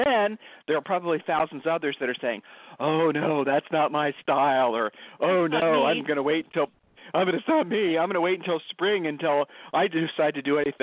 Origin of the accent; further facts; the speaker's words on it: Ohio, United States; We're from Ohio